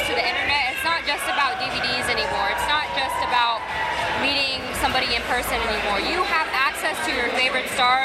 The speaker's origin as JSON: {"language": "English", "town": "Miami", "region": "Florida", "country": "United States", "tie": "born or raised there", "said": "this is my home"}